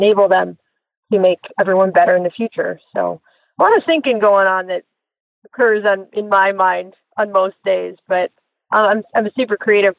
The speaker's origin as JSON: {"language": "English", "town": "Chicago", "region": "Illinois", "country": "United States", "tie": "born or raised there", "said": "Chicago's home. It's where I was born and raised."}